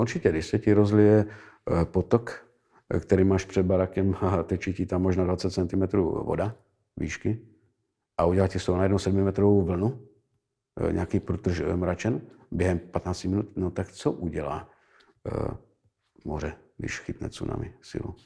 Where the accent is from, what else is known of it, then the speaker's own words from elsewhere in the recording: Moravia, Czechia; u nás na Moravě